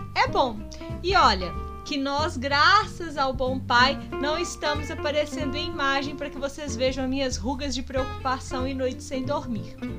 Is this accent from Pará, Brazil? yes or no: no; Minas Gerais, Brazil; a gente como bom mineiro